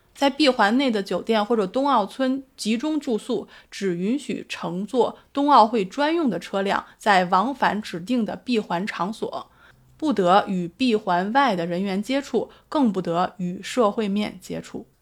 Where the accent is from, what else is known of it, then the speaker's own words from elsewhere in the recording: Beijing, China; now in Australia; 我是北京人，我的家人都在北京